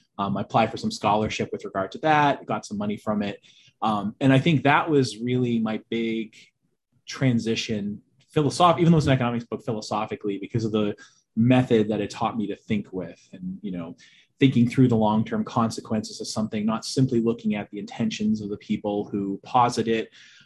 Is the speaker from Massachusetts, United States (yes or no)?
yes; Boston, Massachusetts, United States; I'm from the Boston area. I'm actually the only person in my family that doesn't have a Bostonian accent.